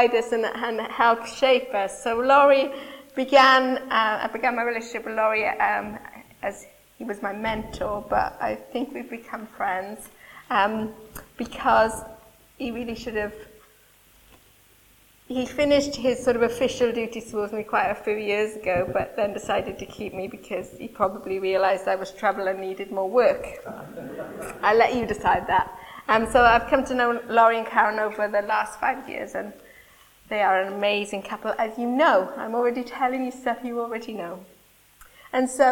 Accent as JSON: {"language": "English", "region": "Wales", "country": "United Kingdom", "said": "Forgive my Welshness."}